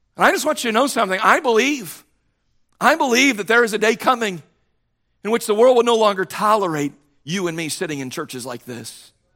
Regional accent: United States; As American Christians

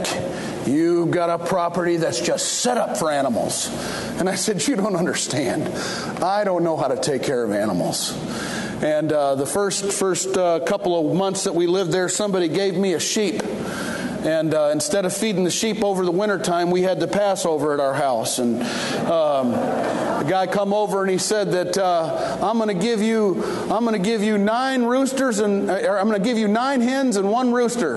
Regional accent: Detroit, Michigan, United States; I was raised in Detroit, East Detroit

